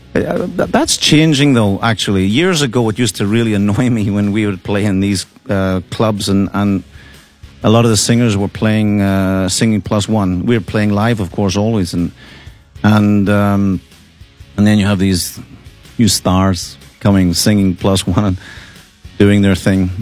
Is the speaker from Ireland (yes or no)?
yes; Ireland; now in Russia; I feel myself as a Russian person, even though I'm Irish person